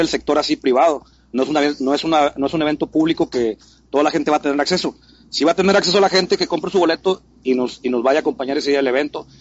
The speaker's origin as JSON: {"language": "Spanish", "region": "Mexico City", "country": "Mexico", "tie": "born or raised there", "also_born_or_lived": "San Luis Potosí", "moved": "yes", "lives_now": "Monterrey, Mexico", "said": "soy chilango, nací, nací en Ciudad Luis Potosí, pero me crié en la Ciudad de México"}